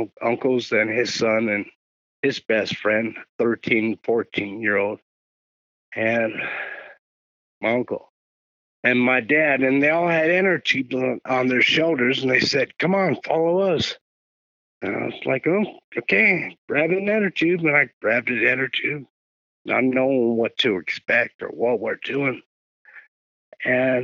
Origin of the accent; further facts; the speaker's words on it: Los Angeles, California, United States; I was born and raised in South L.A., in Carson, Long Beach, Wilmington, San Pedro, Compton area.